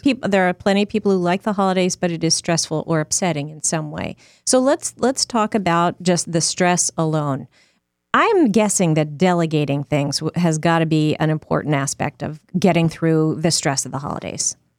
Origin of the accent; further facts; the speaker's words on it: Northeast, United States; moved away; I grew up in the Northeast